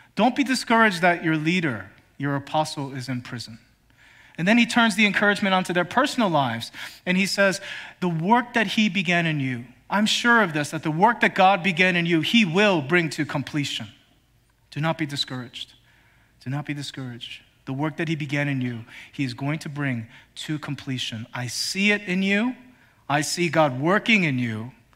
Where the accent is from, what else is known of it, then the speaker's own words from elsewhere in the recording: Philadelphia, Pennsylvania, United States; moved away; I have a group of friends that I grew up with back in Philly